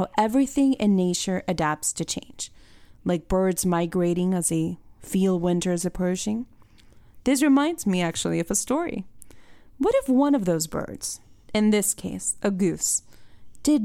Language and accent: English; Puerto Rico; moved away as an adult; now in Florida, United States; I was born and raised in Puerto Rico